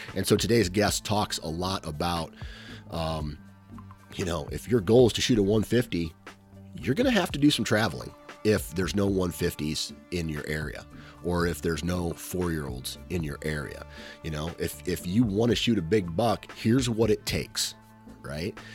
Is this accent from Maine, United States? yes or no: no; Iowa, United States; a fellow Iowan